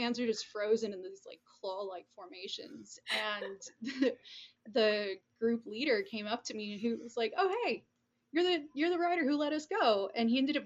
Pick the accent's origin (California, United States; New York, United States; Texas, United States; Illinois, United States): California, United States; moved away; I'm from California